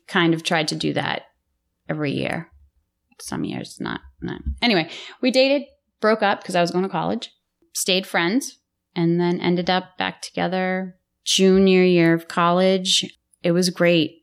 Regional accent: Lowell, Massachusetts, United States; also born or lived in Billerica, Massachusetts; So I hail from Billerica, Massachusetts until I was eleven. And then my father, against his brother-in-law's wishes, moved my family to Lowell

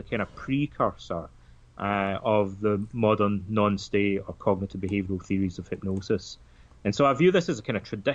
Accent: Scotland, United Kingdom; Like a lot of the kids in my hometown, our fathers all seem to be Freemasons. It's a kind of traditional thing in that part of Scotland.

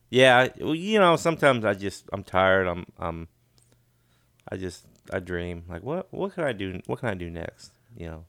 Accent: Sidney, Illinois, United States; moved away; a town I grew up in Illinois, but it's called Sydney

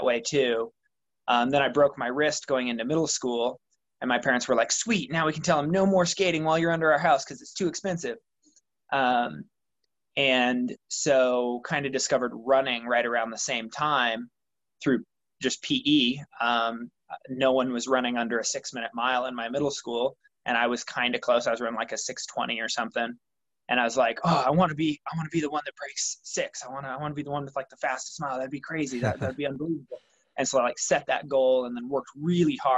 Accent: Baker City, Oregon, United States; now in Bonanza, United States; I was born and raised in Baker City, Oregon, which is in northeastern Oregon

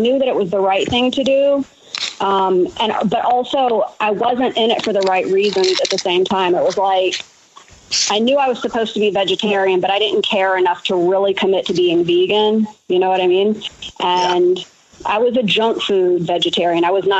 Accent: Alabama, United States; Actually, Alabama, actually.

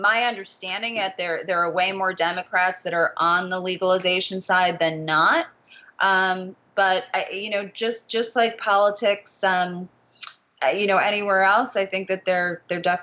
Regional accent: New Jersey, United States; my home state of New Jersey

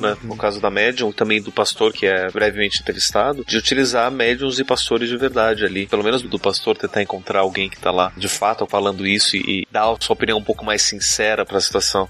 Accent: Curitiba, Paraná, Brazil; Eu sou de Curitiba

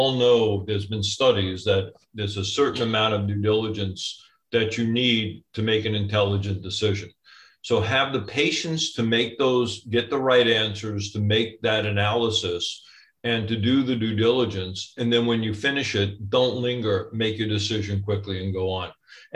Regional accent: New York, United States; I'm a New Yorker

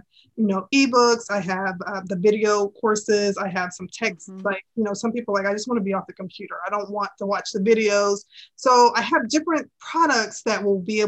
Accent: Charleston, South Carolina, United States; born or raised there

